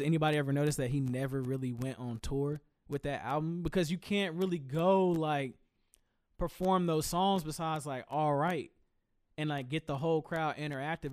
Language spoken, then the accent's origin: English; Greensboro, North Carolina, United States; I told you I'm from Greensboro